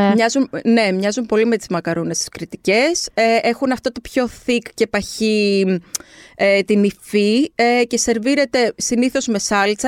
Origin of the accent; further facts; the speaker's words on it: Kardamyla, North Aegean, Greece; και στο χωριό μου, στα Καρδάμιλα